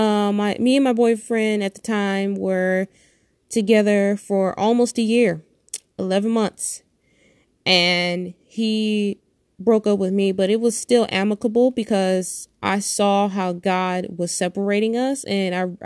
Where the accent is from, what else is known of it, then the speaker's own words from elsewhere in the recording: Detroit, Michigan, United States; I'm born and raised in Detroit, Michigan